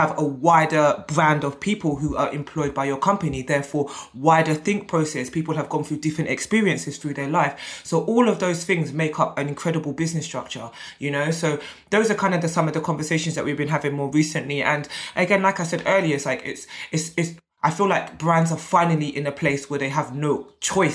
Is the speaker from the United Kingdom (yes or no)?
yes; United Kingdom; I'm British-born Nigerian